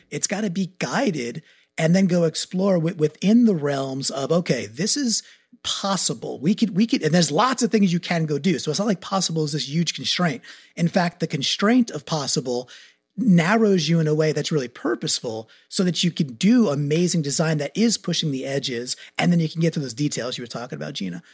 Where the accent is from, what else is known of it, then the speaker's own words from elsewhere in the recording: Long Island, New York, United States; moved away as an adult; now in Connecticut, United States; So I'm a New Yorker by birth, grew up in Long Island, went to Yukon, stayed in Connecticut